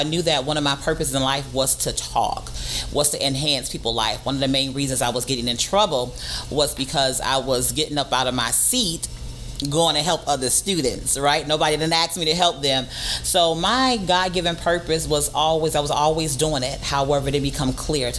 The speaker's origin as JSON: {"language": "English", "town": "Miami", "region": "Florida", "country": "United States", "tie": "born or raised there", "said": "I am originally from Miami, Florida, born and raised in Dade County"}